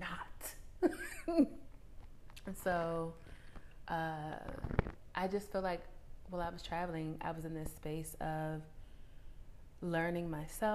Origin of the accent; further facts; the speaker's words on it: Washington, District of Columbia, United States; moved away; I spent about a month and a half in my hometown of Washington, D.C., or in the vicinity of it anyway